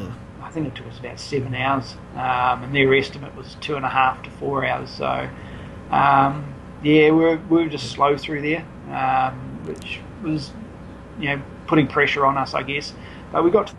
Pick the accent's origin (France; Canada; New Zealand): New Zealand; as a Kiwi